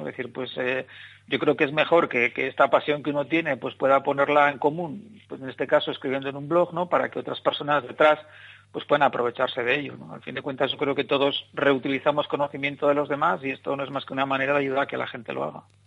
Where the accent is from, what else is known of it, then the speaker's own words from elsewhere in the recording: Bilbao, Basque Country, Spain; soy de aquí de Bilbao